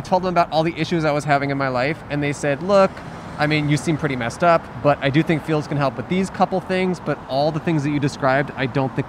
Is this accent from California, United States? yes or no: yes; Bay Area, California, United States; also born or lived in Colorado; now in Los Angeles, United States; I'm originally from the Bay Area, then live in Colorado.